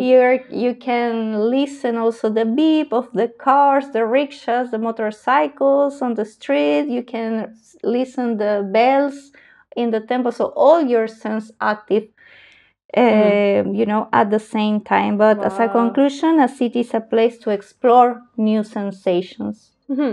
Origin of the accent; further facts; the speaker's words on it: Arequipa, Peru; moved away as an adult; also born or lived in Lima, Peru; now in Sweden; I was born in Lima, but I grew up in a city in the south of Peru called Arequipa